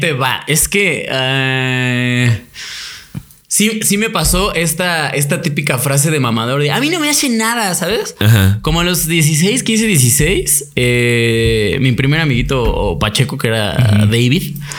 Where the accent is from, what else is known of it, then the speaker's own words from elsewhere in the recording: Toluca, State of Mexico, Mexico; yo, yo crecí en Toluca